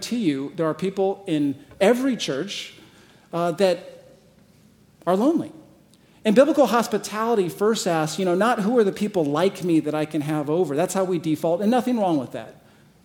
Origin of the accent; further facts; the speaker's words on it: Arizona, United States; moved away as an adult; also born or lived in San Diego / Michigan; now in Scottsdale, United States; I'm originally from Arizona